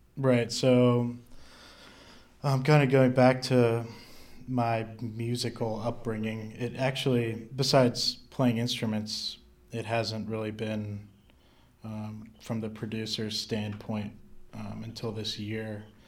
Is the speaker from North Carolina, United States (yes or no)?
yes; North Carolina, United States; I'm originally from North Carolina